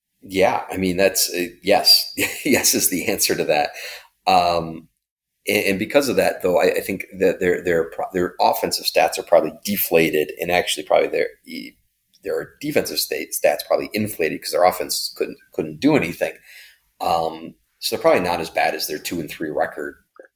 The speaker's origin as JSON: {"language": "English", "region": "Indiana", "country": "United States", "moved": "yes", "said": "I'm actually from Indiana originally"}